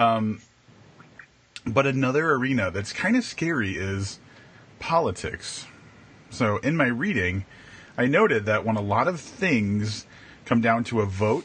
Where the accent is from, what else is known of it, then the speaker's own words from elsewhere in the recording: Wisconsin, United States; moved away; also born or lived in Vermont / California; I was born in Wisconsin